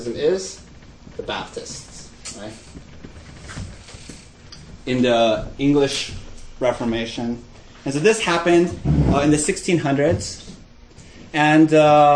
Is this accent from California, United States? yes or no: yes; Glendale, California, United States; I grew up in Glendale. Glendale is the highest concentration of Armenians outside of Armenia.